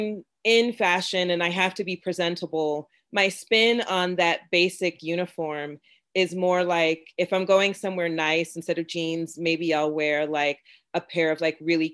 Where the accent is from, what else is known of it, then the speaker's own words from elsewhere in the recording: Florida, United States; also born or lived in Jamaica (ancestry) / North Carolina; I'm from Florida. My family's from Jamaica. And there's a certain vibe that happens when you come from a place like Florida and your parents are Jamaican, right? Like growing up